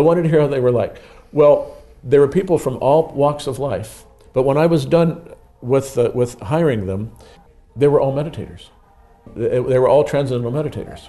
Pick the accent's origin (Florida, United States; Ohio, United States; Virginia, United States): Ohio, United States; East Cleveland; also born or lived in Lakewood, Ohio; I was born in East Cleveland, Ohio, right near where the Kirtland, the Mormon Kirtland Temple is